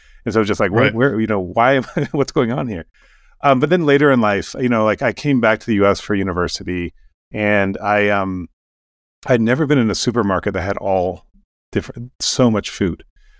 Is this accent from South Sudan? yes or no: yes; South Sudan; now in Kenya; I don't sound very much like I came from Africa. I grew up here in Sudan and Kenya. My parents were linguists, missionary linguists in South Sudan. War got bad, we moved to Kenya.